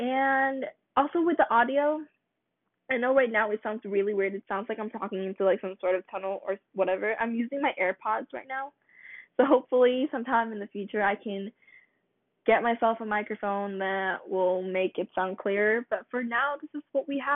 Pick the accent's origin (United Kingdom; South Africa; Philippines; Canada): Philippines; now in United States; I'm Filipino. I was born in the Philippines and I moved to America with my family about 9 years ago.